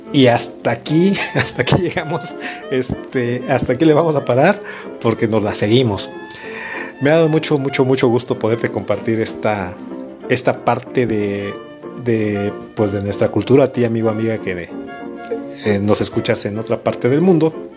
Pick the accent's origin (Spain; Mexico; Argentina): Mexico